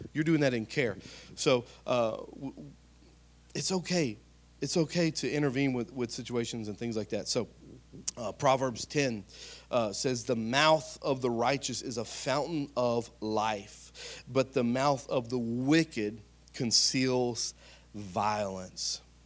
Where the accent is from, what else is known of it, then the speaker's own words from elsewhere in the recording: Spring Hill, United States; I'm from Spring Hill, been here my whole life